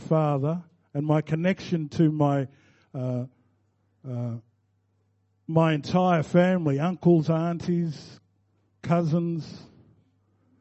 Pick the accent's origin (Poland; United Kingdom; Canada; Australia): Australia; Victoria; also born or lived in Balranald, New South Wales; I'm now an Australian citizen